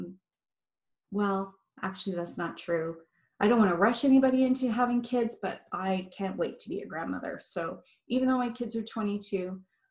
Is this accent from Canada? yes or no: yes; Montreal, Quebec, Canada; also born or lived in Barrie, Ontario; now in Amherstview, Canada; I am from Montreal originally, and my heart is still there